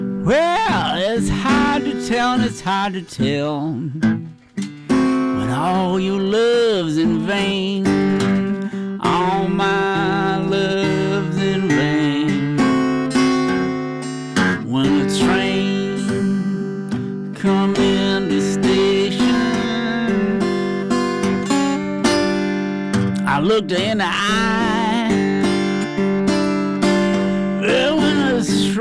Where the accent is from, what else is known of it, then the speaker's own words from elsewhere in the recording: Rochester, New York, United States; moved away; also born or lived in Mississippi; I grew up in Rochester, New York.